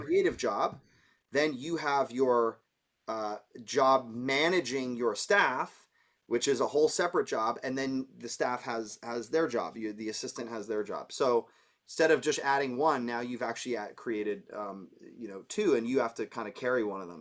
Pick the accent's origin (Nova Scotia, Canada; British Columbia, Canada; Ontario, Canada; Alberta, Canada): Ontario, Canada; Toronto; moved away as an adult; also born or lived in New York; I'm from Toronto, so being Canadian